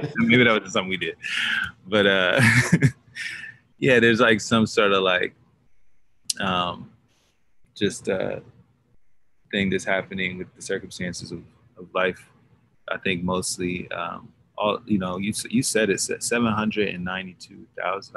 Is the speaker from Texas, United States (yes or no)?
yes; Dallas, Texas, United States; moved away; I'm from Dallas, Texas, originally, born and raised there. Um, but now I'm nomadic.